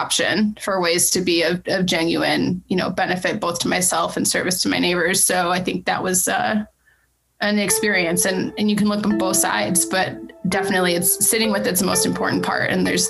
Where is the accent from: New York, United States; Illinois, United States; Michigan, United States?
Michigan, United States; Ann Arbor area; moved away as an adult; also born or lived in Oakland County, Michigan / Colorado; being born and raised in the Ann Arbor area, I don't think anything ever trumped kind of how much Michigan was in my blood.